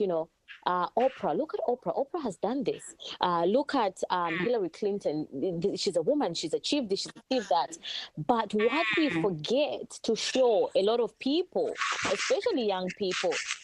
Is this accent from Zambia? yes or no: yes; Zambia; now in Australia; Yes, I'm from Zambia